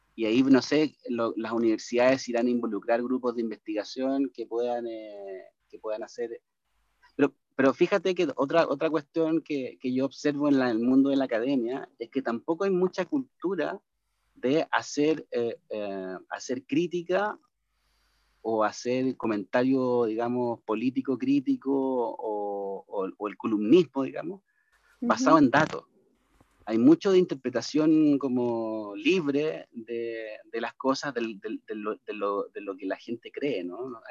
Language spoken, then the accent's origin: Spanish; Chile; cómo somos los chilenos en general